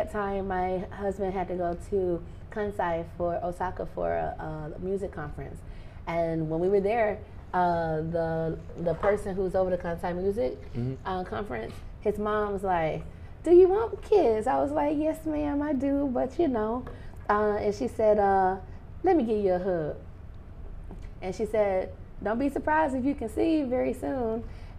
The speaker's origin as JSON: {"language": "English", "region": "Mississippi", "country": "United States", "tie": "born or raised there", "said": "I am. I'm a Mississippi girl."}